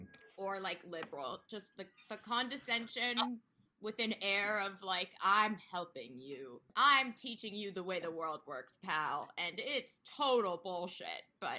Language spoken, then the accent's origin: English; Alexandria, Virginia, United States; I grew up in Alexandria, Virginia, which is right outside Washington, D.C.